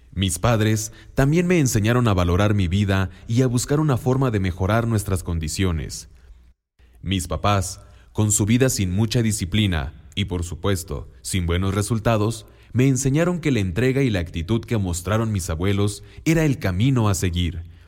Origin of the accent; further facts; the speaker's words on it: Oaxaca, Mexico; first language Mixtec; Spanish is a second language; moved away; Vengo del estado de Oaxaca y busco trabajo